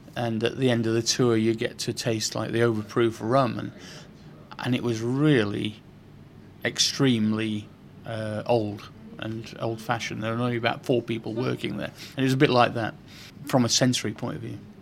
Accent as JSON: {"language": "English", "town": "Sheffield", "region": "Yorkshire and the Humber", "country": "United Kingdom", "tie": "born or raised there", "also_born_or_lived": "Venice", "moved": "as an adult", "lives_now": "London, United Kingdom", "said": "I grew up in Sheffield in quite a poor environment"}